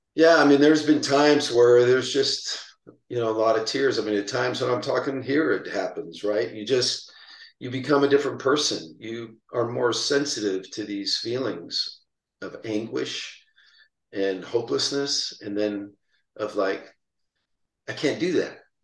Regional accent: San Pedro, California, United States; where I grew up in San Pedro.

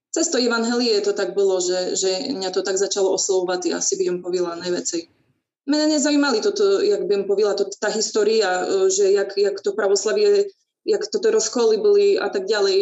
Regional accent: Bardejov, Prešov Region, Slovakia; ja pochádzam z Bardiova. E, vlastne tam im sa aj narodila, vyrostala, chodila na základnú školu

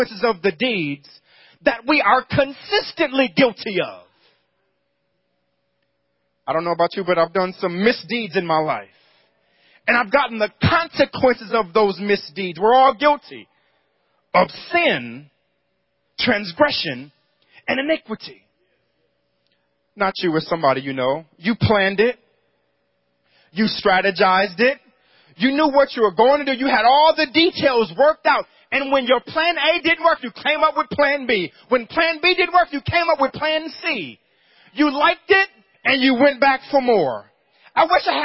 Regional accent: New York, United States; Growing up in New York

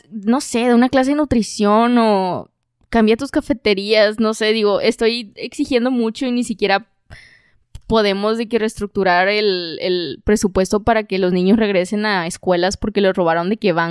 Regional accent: Mexico; O sea, me, independencia independicé de algo como mexicano, ¿no?

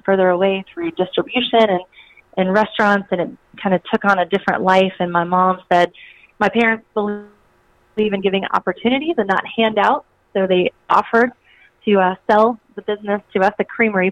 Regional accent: South Georgia, United States; So I grew up in South Georgia, and I grew up on a dairy farm

